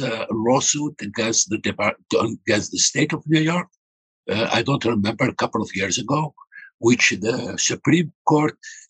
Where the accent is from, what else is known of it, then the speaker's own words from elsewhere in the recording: Algeria; now in United States; This sad thing, I am from Algeria. I am an immigrant.